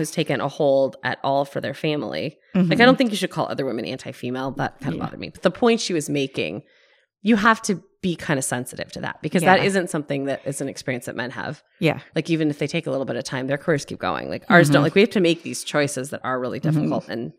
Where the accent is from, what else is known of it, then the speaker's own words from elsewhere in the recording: Oklahoma, United States; Like I'm from Oklahoma and like I do like things like that aren't as necessarily maybe as like Beverly Hills.